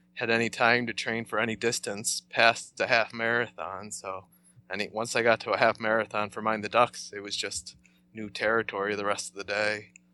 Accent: north of Buffalo, New York, United States; moved away as an adult; now in Rochester, United States; I came from just, uh, north of Buffalo. I came up here for college and kinda never left

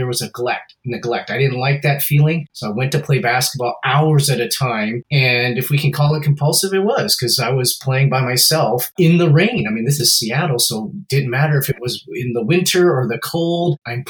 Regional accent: Hong Kong; My proficiency is now in English. My parents' proficiency is in Cantonese because we're from Hong Kong.

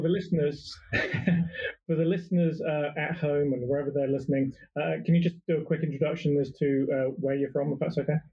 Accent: Bournemouth, South West England, United Kingdom; we're from Bournemouth in the UK

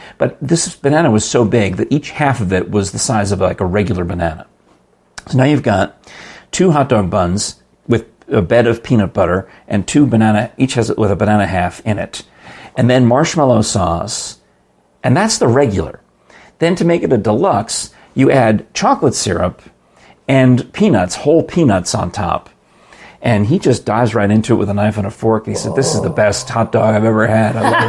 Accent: New York suburbs, United States; I grew up in New York.

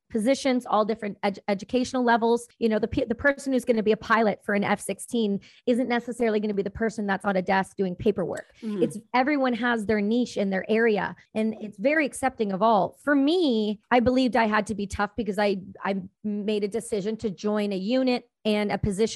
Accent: Campbellford, Ontario, Canada; No, I grew up in Ontario. I'm East Coaster. I'm from a small town called Campbellford near the Trenton Air Base.

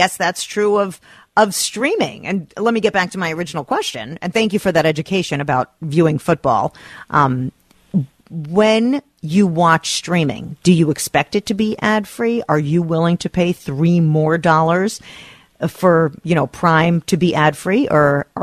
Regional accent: New Jersey, United States; we're from New Jersey

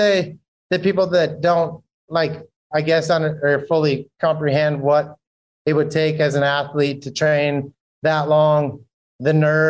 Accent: Saskatchewan, Canada; now in Florida, United States; I grew up in Canada where we don't have anything, in Saskatchewan where it's freezing cold almost all year long

